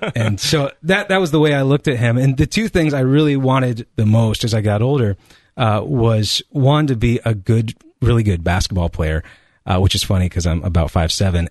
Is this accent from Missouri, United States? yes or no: no; Colorado, United States; now in Ohio, United States; I'm originally from Colorado, uh, or what I refer to as the Promised Land.